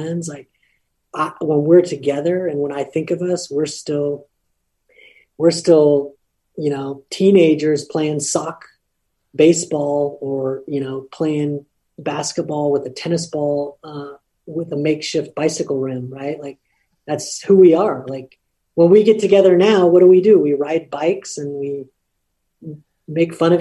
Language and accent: English; Lompoc, California, United States; moved away; I'm from Lompoc, or I'm from Cabrillo High School